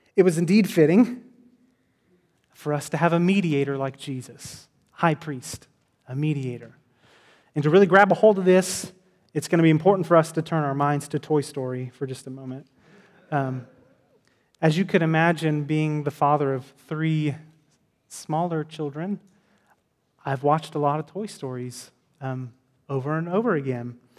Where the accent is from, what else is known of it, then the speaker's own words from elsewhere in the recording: Texas, United States; I'm from Texas.